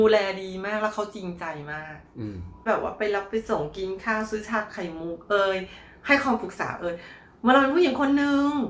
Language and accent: Thai; Thailand; moved away as an adult; also born or lived in Bangkok, Thailand; now in Taiwan; เราหลบหนีจากเมืองไทยมาละกระเทยเนาะกระเทยไทย